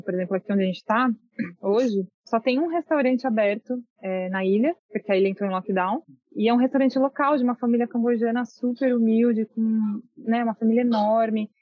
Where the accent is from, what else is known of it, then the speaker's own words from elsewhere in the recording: São Paulo, Brazil; moved away as an adult; São Paulo, capital